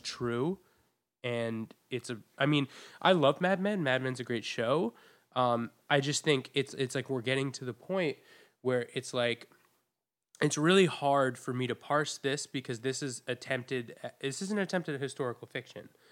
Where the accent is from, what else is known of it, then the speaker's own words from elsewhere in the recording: New England, United States; now in New York City, United States; I learned about slavery in my school in New England, so pretty liberal school